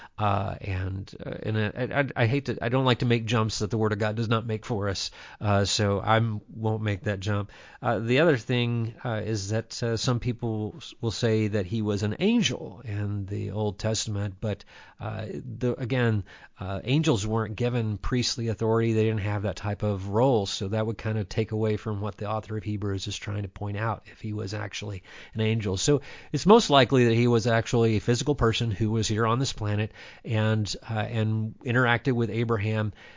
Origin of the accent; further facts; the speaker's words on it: Dundee, Kentucky, United States; I grew up in Dundee, Kentucky, in a very Gentile environment